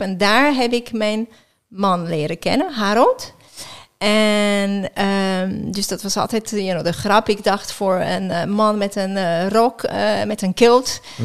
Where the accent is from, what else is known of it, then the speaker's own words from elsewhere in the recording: just outside Geneva, Auvergne-Rhône-Alpes, France; Dutch is a second language; now in Netherlands; ik ben in Frankrijk geboren. Eh, net buiten Genève